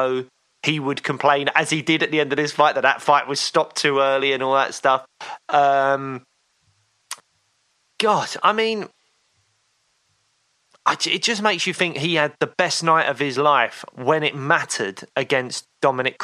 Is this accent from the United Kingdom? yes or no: yes; United Kingdom; Being a Brit